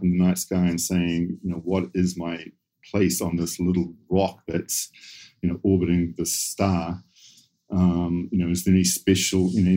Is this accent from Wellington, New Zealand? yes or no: no; suburb outside Auckland, New Zealand; I grew up in New Zealand, sort of suburb just outside Auckland.